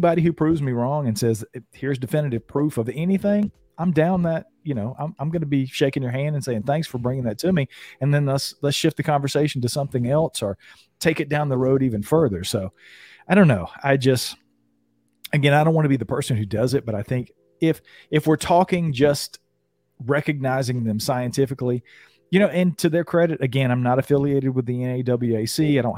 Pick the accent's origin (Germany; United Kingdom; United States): United States; the South; Right. I'm a Southerner.